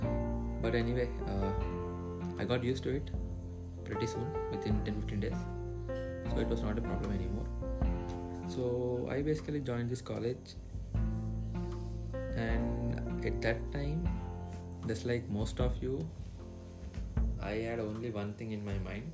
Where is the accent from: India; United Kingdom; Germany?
India; Hyderabad, Telangana; I'm from Hyderabad, India